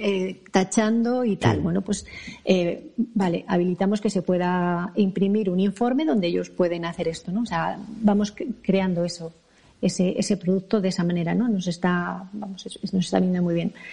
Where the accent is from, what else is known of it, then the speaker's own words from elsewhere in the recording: Madrid, Community of Madrid, Spain; yo, yo nací aquí. yo nací en Madrid